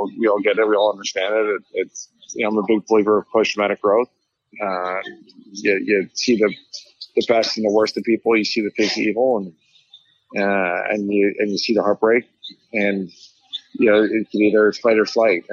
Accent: Philadelphia, Pennsylvania, United States; my hometown of Philadelphia

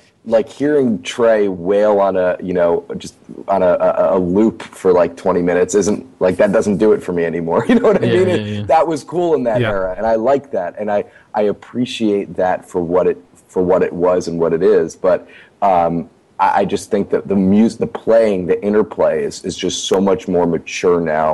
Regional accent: United States; I grew up outside of New York

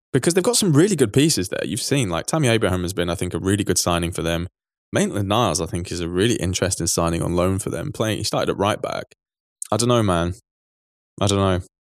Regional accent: England, United Kingdom; as an English person

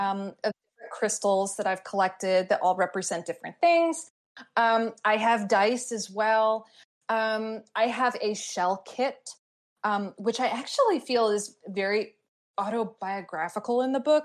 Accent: Glastonbury, Connecticut, United States; my hometown of Glastonbury, Connecticut

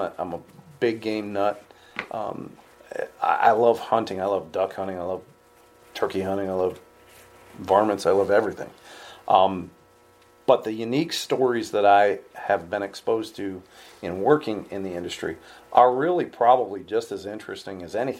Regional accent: New York, United States; I'm from New York.

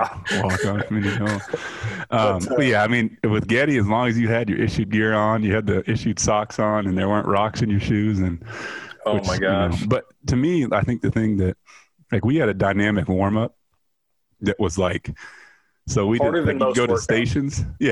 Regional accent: Atlantic, Iowa, United States; Growing up in Atlantic and being, the only black person in my graduating class and one of few people in town.

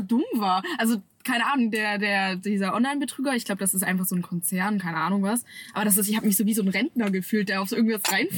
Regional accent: Stuttgart area, Baden-Württemberg, Germany; moved away as an adult; now in Cologne, Germany; Ich komme eigentlich aus Stuttgart

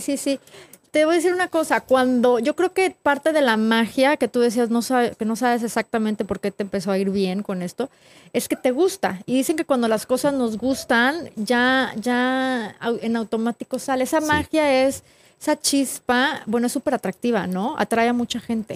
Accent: Mexico; now in Atlanta, United States; los que fuimos nacidos y criados en México, como yo y como tú

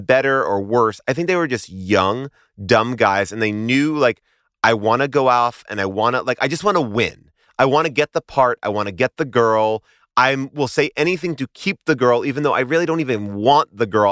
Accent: New York, United States; I grew up in New York.

